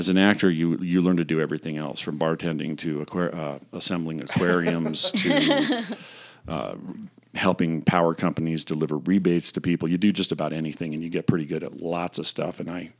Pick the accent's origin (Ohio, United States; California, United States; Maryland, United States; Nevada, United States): California, United States; Bishop; I grew up in Bishop down in the Eastern Sierra, also south of Mono County in Inyo